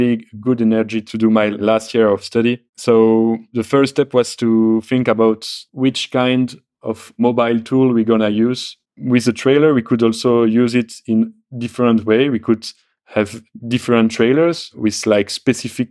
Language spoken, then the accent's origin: English; Belgium; I come from Belgium